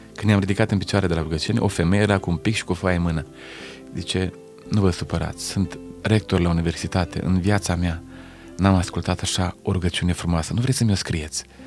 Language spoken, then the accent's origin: Romanian; Lugoj, Timiș County, Romania; sunt de la Lugoj